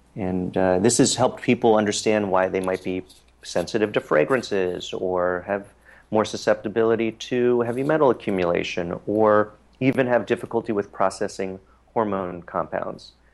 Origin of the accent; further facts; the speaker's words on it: Harrisburg, Pennsylvania, United States; now in New York City, United States; my hometown of Harrisburg, Pennsylvania